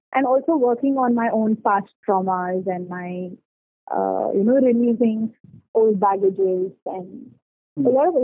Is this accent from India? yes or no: yes; Bangalore, Karnataka, India; I'm from Bangalore and I am 27 years old.